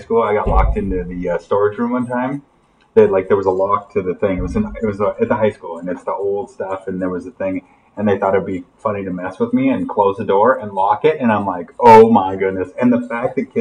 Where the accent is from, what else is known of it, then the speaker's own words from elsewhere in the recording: Montana, United States; I'm from Montana.